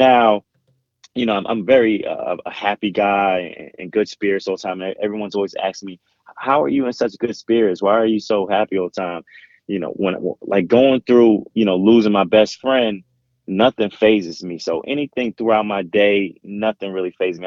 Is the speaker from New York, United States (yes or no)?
yes; New York City, New York, United States; I grew up in Jamaica, Queens.